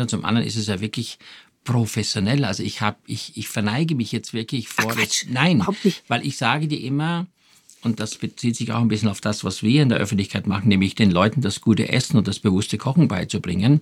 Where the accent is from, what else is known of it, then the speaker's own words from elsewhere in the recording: Styria, Austria; now in Germany; Ich komme ja aus der Steiermark